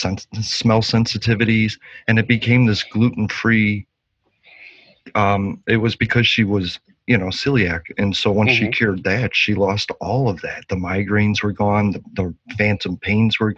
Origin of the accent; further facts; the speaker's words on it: Chicago, Illinois, United States; I'm from Chicago.